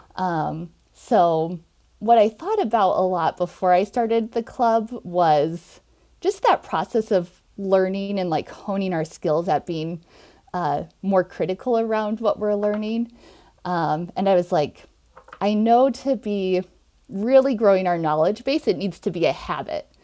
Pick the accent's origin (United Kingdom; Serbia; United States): United States; Nebraska; also born or lived in Minnesota / New York; I'm from Nebraska originally